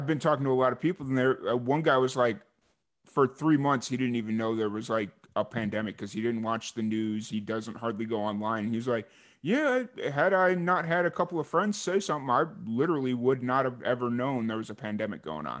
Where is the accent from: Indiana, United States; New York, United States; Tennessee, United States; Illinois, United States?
Illinois, United States; Chicago; moved away as an adult; also born or lived in Tallahassee; where I grew up in Chicago